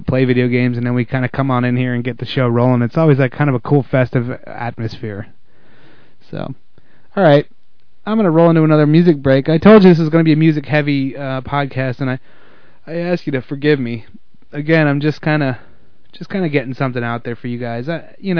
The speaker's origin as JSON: {"language": "English", "region": "the South", "country": "United States", "said": "I'm from the South."}